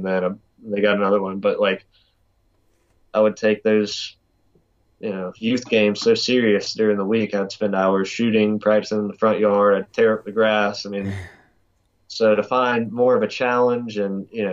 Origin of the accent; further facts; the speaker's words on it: Eastern North Carolina, United States; coming from Eastern North Carolina